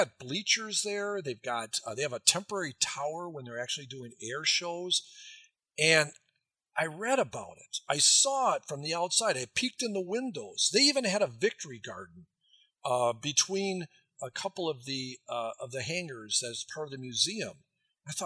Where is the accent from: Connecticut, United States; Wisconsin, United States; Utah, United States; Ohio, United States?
Wisconsin, United States; I'm from Wisconsin